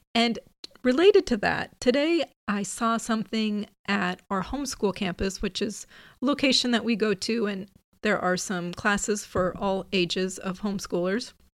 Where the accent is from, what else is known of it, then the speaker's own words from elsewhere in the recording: Midwest, United States; also born or lived in Pacific Northwest; now in California, United States; I grew up in the Midwest